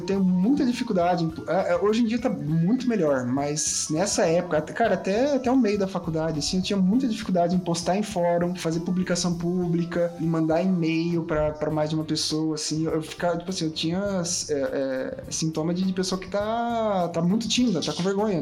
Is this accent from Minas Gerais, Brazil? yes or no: no; São José do Rio Preto, São Paulo, Brazil; now in Curitiba, Brazil; A minha cidade natal era São José do Rio Preto